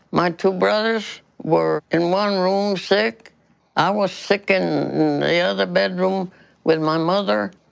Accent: Baltimore, Maryland, United States; I was born and raised in Baltimore.

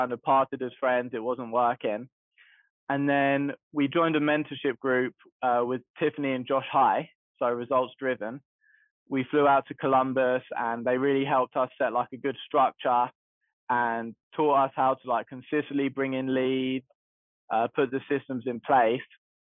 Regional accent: London, United Kingdom; moved away as an adult; now in United States; So the way I got into the game is I moved over here in 2019 from London, and my intention was to become a realtor because I was doing it a little bit in England

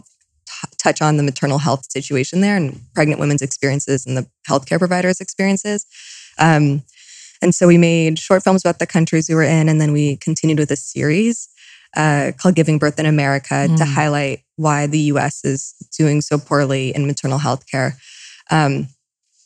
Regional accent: Malibu, California, United States; also born or lived in New York; I'm born and raised in Malibu. My family did move to New York when I was a child, and we did live there for several years. And my family continued to work between New York and LA, but primarily raised here

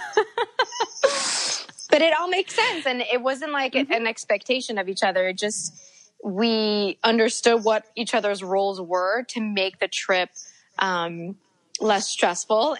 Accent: Montreal, Quebec, Canada; Montreal's my hometown

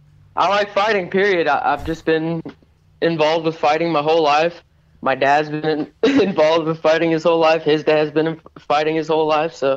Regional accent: Warsaw, Indiana, United States; now in Detroit, United States; No, I'm from Warsaw, Indiana, actually. That's where I'm originally from, but I live in Detroit right now.

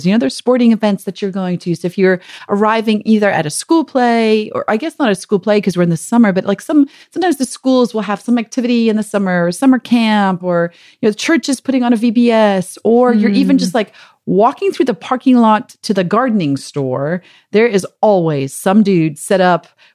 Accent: South Africa; moved away; growing up in South Africa

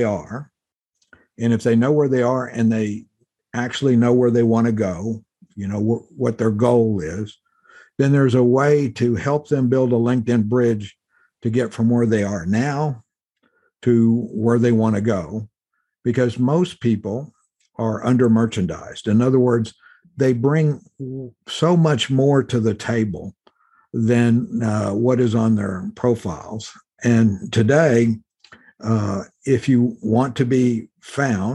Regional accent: Mexican border in South Texas, United States; moved away as an adult; I grew up in the Mexican border in South Texas

